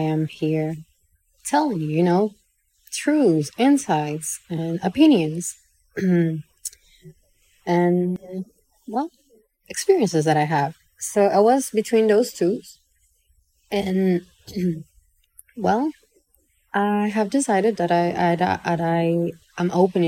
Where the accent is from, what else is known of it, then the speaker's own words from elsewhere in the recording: Santiago de los Caballeros, Santiago, Dominican Republic; moved away as an adult; now in Santo Domingo, Dominican Republic; in Santiago, my hometown